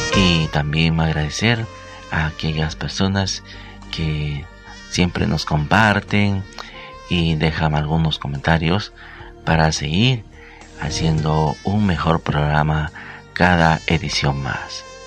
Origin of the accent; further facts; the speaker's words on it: Peru; que lo celebramos aquí en mi país, en Perú.